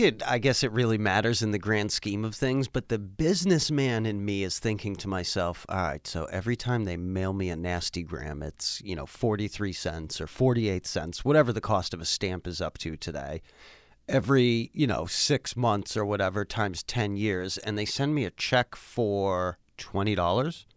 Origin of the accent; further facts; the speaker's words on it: Worcester, Massachusetts, United States; moved away as an adult; also born or lived in North Carolina; born and raised in Worcester, Massachusetts.